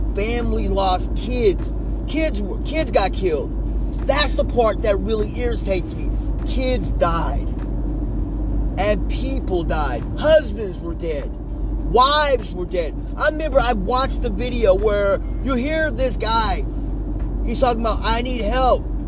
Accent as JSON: {"language": "English", "country": "United States", "said": "I'm an American"}